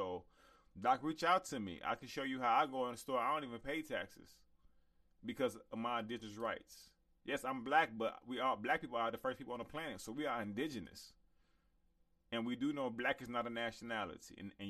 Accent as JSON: {"language": "English", "town": "Chicago", "region": "Illinois", "country": "United States", "also_born_or_lived": "Inglewood, California", "said": "I'm from Chicago to Inglewood."}